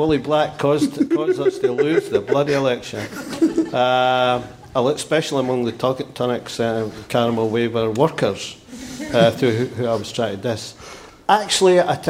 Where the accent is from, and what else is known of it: Scotland, United Kingdom